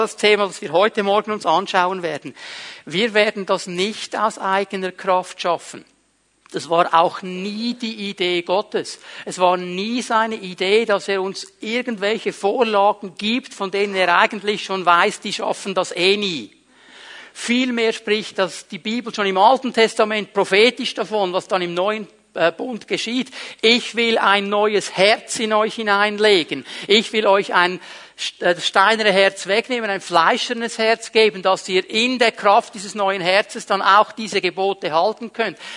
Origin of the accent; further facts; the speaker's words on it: Switzerland; okay, die Engländer sind so, Klammer, das denken wir nur, zum Glück sind wir Schweizer nicht so, Klammer geschlossen.